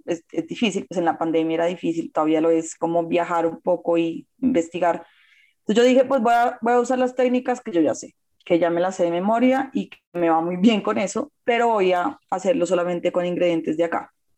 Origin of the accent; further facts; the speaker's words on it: Colombia; como colombiana